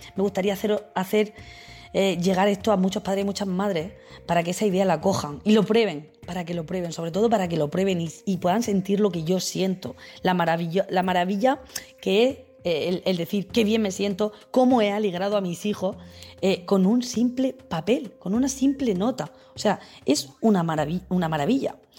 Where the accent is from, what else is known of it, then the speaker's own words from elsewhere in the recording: Region of Murcia, Spain; soy una mamá murciana